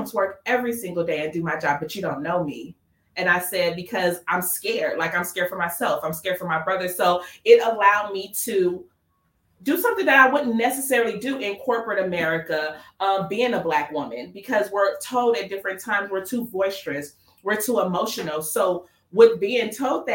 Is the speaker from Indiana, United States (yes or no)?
no; Los Angeles, California, United States; I grew up in Watts. So Watts is in the inner city of LA.